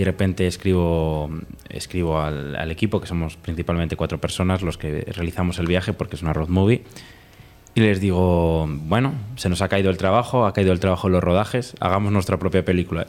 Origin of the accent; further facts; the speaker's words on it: Spain; nosotros no somos de la capital, no somos de Madrid